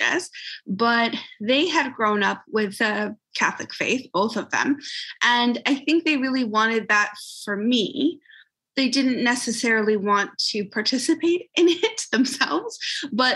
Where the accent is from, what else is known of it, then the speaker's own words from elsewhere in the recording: just outside of Vancouver, British Columbia, Canada; also born or lived in Calgary; I'm just outside of Vancouver in Canada